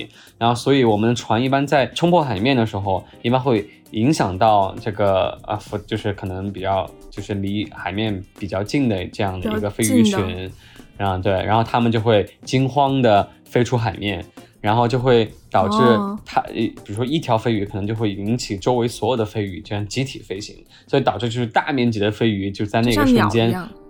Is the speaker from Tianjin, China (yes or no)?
no; Chongqing, China; 我作为一个重庆人啊，重庆夏天四十三度、四十四五度的这个高温，我们也受过